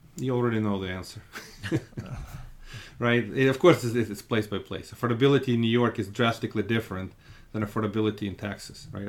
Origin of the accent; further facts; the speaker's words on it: Russia; now in Brooklyn, United States; I come from Russia